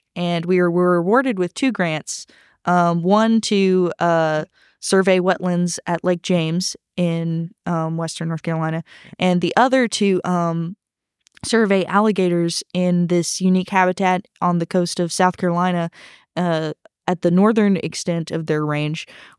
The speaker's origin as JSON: {"language": "English", "country": "Hong Kong", "tie": "born or raised there", "said": "Well, I actually grew up overseas. I grew up in Hong Kong for my parents' teaching jobs over there"}